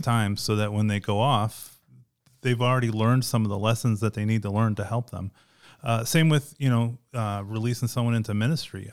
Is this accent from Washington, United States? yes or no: no; outside of Chicago, Illinois, United States; moved away as an adult; also born or lived in Arizona / South Carolina; I grew up outside of Chicago